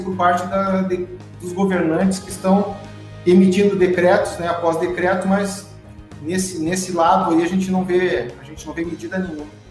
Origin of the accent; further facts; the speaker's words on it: Santa Maria, Rio Grande do Sul, Brazil; nasci em Santa Maria, me criei em Santa Maria, estudei em Santa Maria